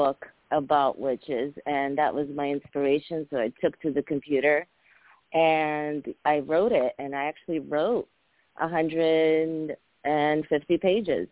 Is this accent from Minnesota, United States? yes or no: no; Cambridge, Massachusetts, United States; English is a second language; also born or lived in former Soviet Union; I came to the U.S. when I was 9. I immigrated from the former Soviet Union. And, yeah, I grew up in Cambridge, Massachusetts